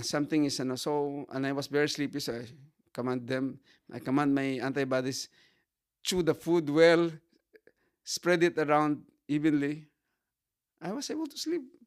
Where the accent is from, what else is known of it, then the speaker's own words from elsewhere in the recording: Sagay, Negros Occidental, Philippines; I am from Fabrica Sagay in Negros.